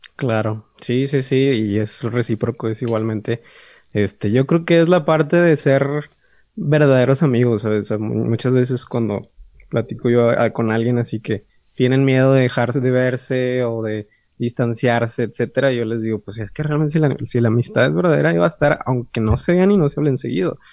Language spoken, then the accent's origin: Spanish; San Nicolás de los Garza, Nuevo León, Mexico; nacido aquí en San Nicolás de los Garza. De hecho, no soy regio, soy Ay, Nicolaita.